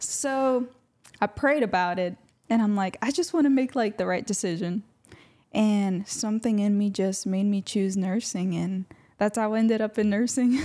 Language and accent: English; Louisiana, United States; also born or lived in Honduras; little six-year-old me arrived to the United States along with my three other siblings and my mom. And we've been here